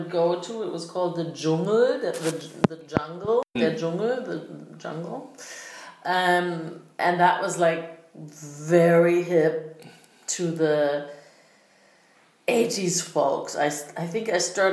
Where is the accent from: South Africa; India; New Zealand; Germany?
Germany; Berlin; I was born in West Berlin, so I like... When we moved into this high-rise apartment building in Spandau, I think we moved there when I was 2.5